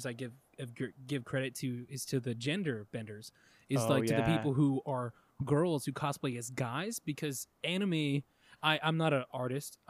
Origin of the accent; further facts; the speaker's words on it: Goodyear, Arizona, United States; I'm from Goodyear, you know, I'm from the fucking country west side